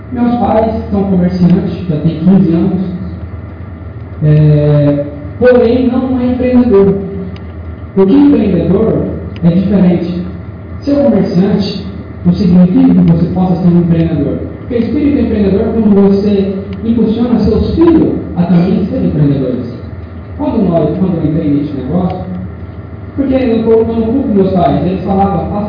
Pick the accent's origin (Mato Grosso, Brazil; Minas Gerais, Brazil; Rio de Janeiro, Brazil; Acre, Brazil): Mato Grosso, Brazil; interior of; also born or lived in São Bernardo do Campo, São Paulo; Eu sou do interior de Mato Grosso. É, meus pais são comerciantes. Em 90, 99 nós vimos para Mato Grosso. Meus pais moraram em São Paulo.